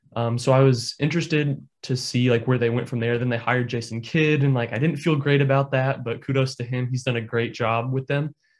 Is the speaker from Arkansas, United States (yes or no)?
no; Indiana, United States; I'm born and raised in Indiana